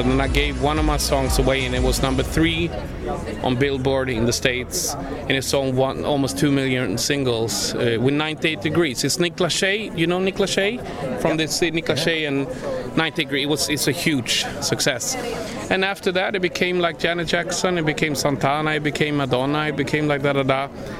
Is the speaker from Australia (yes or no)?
no; Sweden; …, and I am from Sweden.